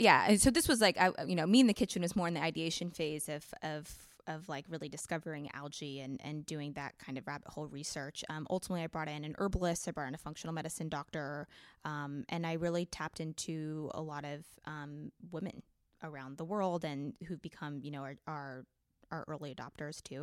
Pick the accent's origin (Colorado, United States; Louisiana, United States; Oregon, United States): Oregon, United States; I grew up in Oregon, actually, on a farm.